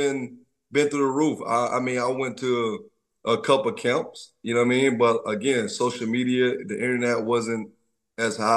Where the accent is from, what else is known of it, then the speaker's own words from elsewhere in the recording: Troy, Alabama, United States; I'm from Troy, Alabama, I'm a country boy